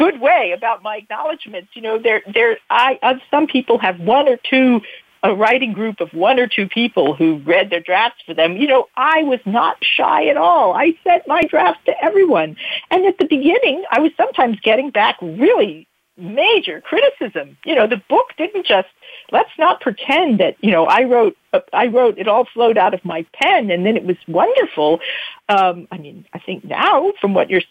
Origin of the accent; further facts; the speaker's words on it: United States; moved away as an adult; now in Bern, Switzerland; I'm an American, I've lived there now longer than anywhere I've ever lived